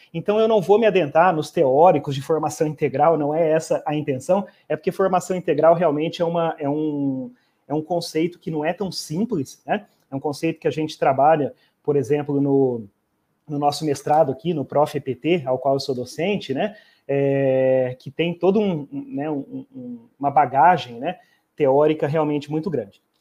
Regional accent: Campo Grande, Mato Grosso do Sul, Brazil; also born or lived in Umuarama, Paraná / Ponta Porã, Mato Grosso do Sul; eu sou natural da cidade de Umuarama, é, mas eu morei pouco tempo no estado do Paraná e, e praticamente uns 3, 4 anos de idade, eu vim para o interior do Mato Grosso do Sul e resido em Campo Grande desde pequeno

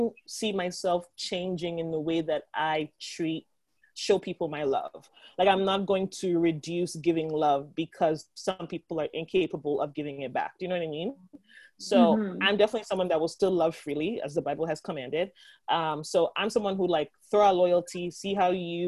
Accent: Nigeria; being Nigerian

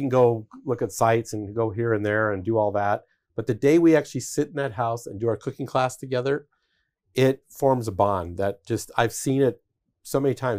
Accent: Denver, Colorado, United States; I grew up in Denver

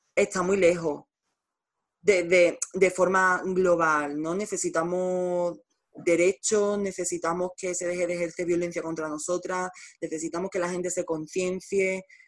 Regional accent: Nerva, Andalusia, Spain; estoy en Nerva, en mi pueblo

